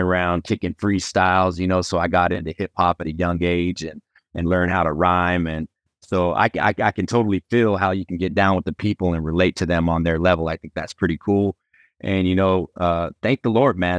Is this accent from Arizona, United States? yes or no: yes; Phoenix, Arizona, United States; also born or lived in New Mexico; I was born in New Mexico, but I was, when I was real young, my mother took me to Arizona. So, I grew up in Phoenix, Arizona